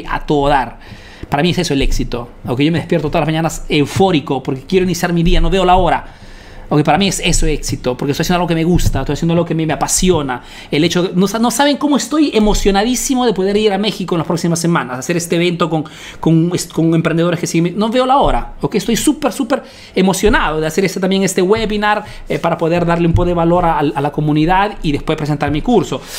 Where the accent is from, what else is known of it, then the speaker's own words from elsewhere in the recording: Peru; now in Italy; soy un emprendedor peruano que vive y hace negocios en Italia, en Europa